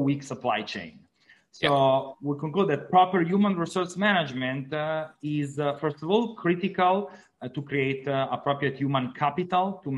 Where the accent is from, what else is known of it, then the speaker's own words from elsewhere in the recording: Italy; English is a second language; moved away as an adult; also born or lived in Milan, Italy; now in Miami, United States; as you can hear from my accent, I'm not from the United States. I'm from Italy.